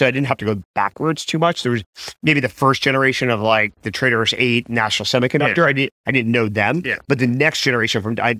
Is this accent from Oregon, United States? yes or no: no; New Jersey, United States; also born or lived in New York; I grew up in New Jersey and New York and, you know, lived in New York.